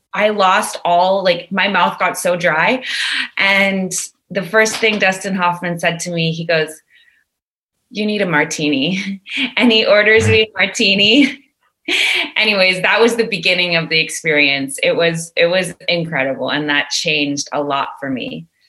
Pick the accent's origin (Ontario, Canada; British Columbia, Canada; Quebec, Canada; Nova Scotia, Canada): Quebec, Canada; Montreal; now in Toronto, Canada; I'm a Montrealer living yeah. in Toronto